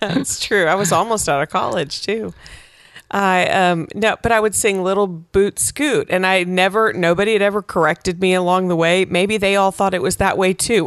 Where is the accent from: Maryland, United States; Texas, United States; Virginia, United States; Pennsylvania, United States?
Texas, United States; West; I grew up in West Texas